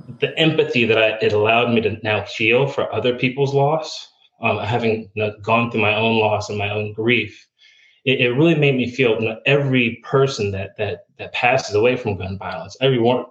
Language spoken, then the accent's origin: English; about an hour north of New York City, United States; moved away as an adult; also born or lived in Germany; now in Florida, United States; originally, I'm from New York. I grew up about an hour north of New York City